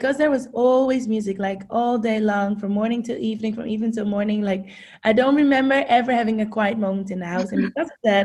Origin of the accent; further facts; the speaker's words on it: Amsterdam, North Holland, Netherlands; English is a second language; moved away as an adult; now in United States; I grew up, like you said, in Amsterdam, born and raised